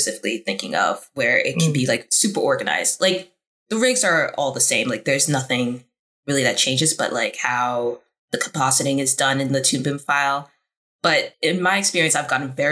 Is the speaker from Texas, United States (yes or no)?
no; New York, United States; moved away as an adult; now in Burbank, United States; I'm coming from New York, born and raised